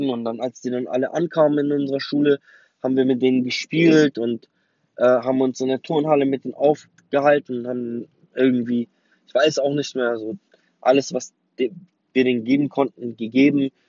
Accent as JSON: {"language": "German", "region": "Berlin", "country": "Germany", "tie": "born or raised there", "said": "der Kudamm ist eigentlich für mich Berlin und meine Heimat. Ja. Und dann, eines Tages, fiel die Mauer."}